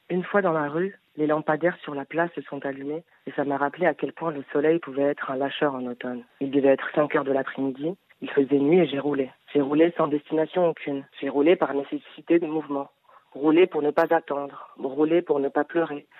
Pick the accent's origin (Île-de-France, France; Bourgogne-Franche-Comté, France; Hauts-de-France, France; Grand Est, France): Île-de-France, France; Paris; Moi je suis née en France, j'ai grandi à Paris